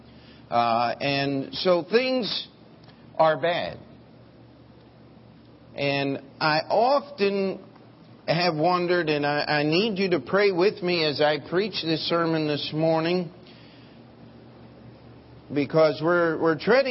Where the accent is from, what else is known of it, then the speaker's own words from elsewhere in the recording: United States; as an American